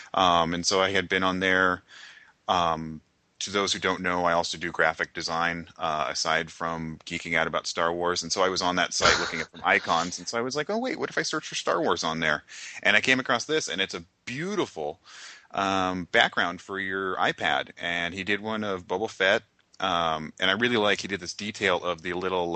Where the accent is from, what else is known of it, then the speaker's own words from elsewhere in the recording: Sonoma County, California, United States; I grew up in Sonoma County and that's where Petaluma is.